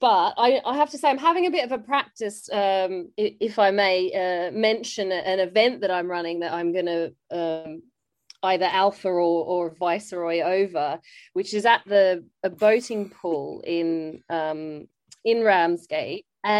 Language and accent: English; Australia; now in United Kingdom; You might be able to tell from my accent, I'm actually, like, grew up in Australia.